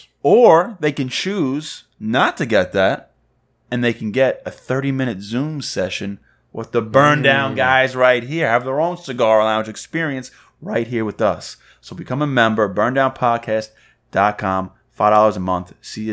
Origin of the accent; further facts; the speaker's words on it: New York, United States; I'm guessing it's because I was in Pennsylvania, and we're from New York, obviously.